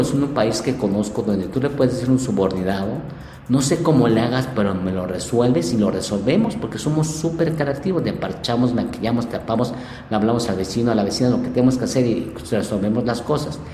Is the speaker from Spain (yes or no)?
no; Mexico; also born or lived in Japan; nosotros como cultura mexicana somos una cultura muy, muy creativa